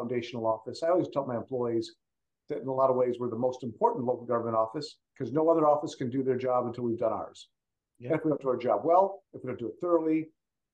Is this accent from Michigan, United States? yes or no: yes; Macomb County, Michigan, United States; moved away as an adult; now in California, United States; my hometown county of Macomb County, Michigan.